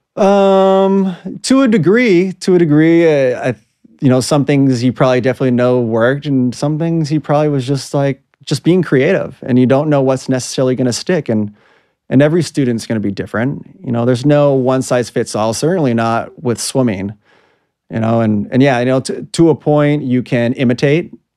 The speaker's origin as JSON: {"language": "English", "town": "Los Angeles", "region": "California", "country": "United States", "tie": "born or raised there", "said": "I grew up in Southern California, Los Angeles"}